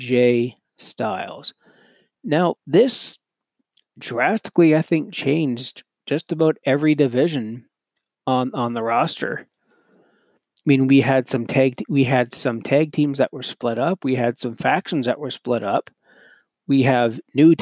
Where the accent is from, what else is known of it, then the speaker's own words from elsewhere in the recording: Canada; being a Canadian myself